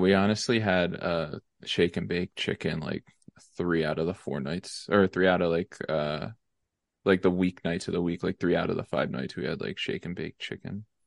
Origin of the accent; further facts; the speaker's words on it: Lansdale, Pennsylvania, United States; Lansdale, Pennsylvania